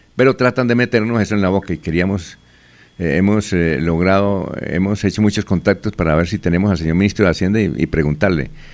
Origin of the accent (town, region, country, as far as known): Barichara, Santander, Colombia